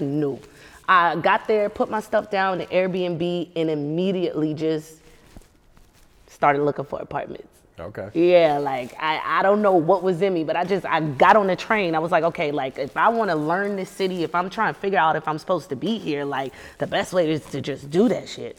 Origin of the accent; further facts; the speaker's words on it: Charleston, South Carolina, United States; moved away as an adult; now in Los Angeles, United States; I'm from Charleston